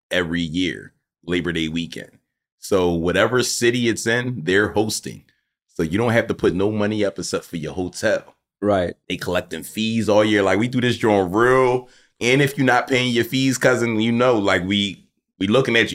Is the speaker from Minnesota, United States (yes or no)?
no; Philadelphia, Pennsylvania, United States; Where I'm from, I grew up on Jim's. West. Okay. On 62nd Street.